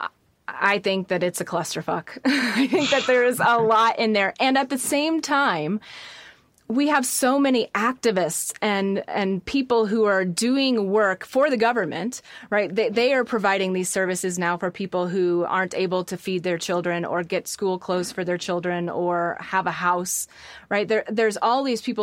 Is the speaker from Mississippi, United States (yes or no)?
no; Midwest, rural Illinois, United States; I was raised in the Midwest in rural Illinois